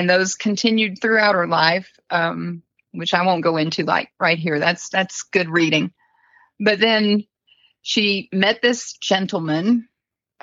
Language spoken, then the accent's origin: English; Kissimmee, Florida, United States; I grew up in Kissimmee. Well, my middle school and high school years were in Kissimmee, Florida.